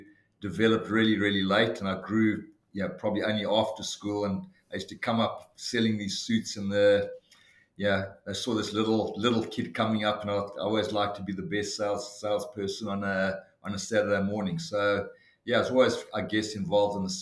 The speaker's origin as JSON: {"language": "English", "town": "Johannesburg", "region": "Gauteng", "country": "South Africa", "tie": "born or raised there", "moved": "as an adult", "lives_now": "Sydney, Australia", "said": "I was born in Johannesburg in South Africa in 1960 and emigrated to Australia in 1986 and have happily lived in Sydney since then."}